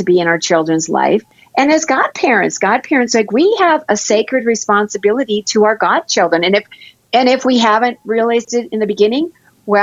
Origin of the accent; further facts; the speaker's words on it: Michigan, United States; now in North Dakota, United States; because we live in North Dakota, and I'm originally from Michigan